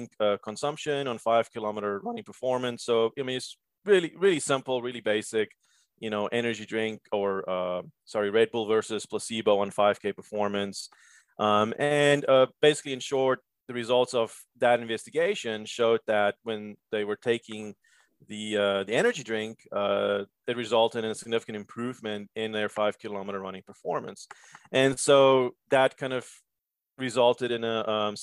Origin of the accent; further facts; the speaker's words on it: Cape Town, Western Cape, South Africa; moved away as an adult; also born or lived in Georgia / Pittsburgh; now in United States; I'm actually originally from Cape Town, South Africa. Came to the States in 2005 on a tennis scholarship.